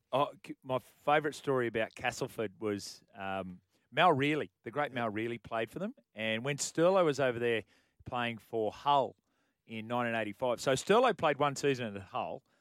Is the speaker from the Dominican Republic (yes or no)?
no; Cootamundra, New South Wales, Australia; I was from Cootamundra.